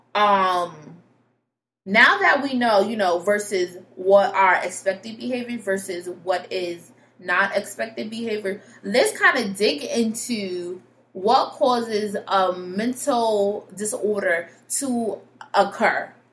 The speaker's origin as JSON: {"language": "English", "region": "Connecticut", "country": "United States", "said": "I'm from Connecticut, but yep, I'm from Connecticut."}